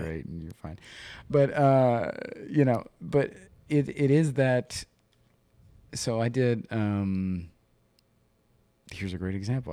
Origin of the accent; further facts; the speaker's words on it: Ohio, United States; I'm from Ohio